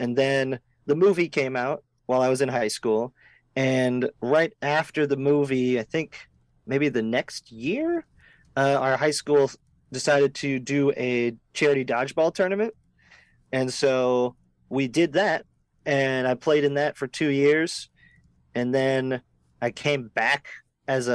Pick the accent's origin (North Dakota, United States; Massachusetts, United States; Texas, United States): North Dakota, United States; Fargo; moved away as an adult; also born or lived in Moorhead, Minnesota; now in Los Angeles, United States; I'm originally from Fargo, North Dakota